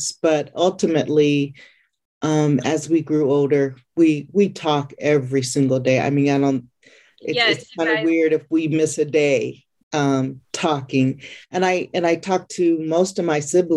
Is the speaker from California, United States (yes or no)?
yes; California, United States; I am from California, born and raised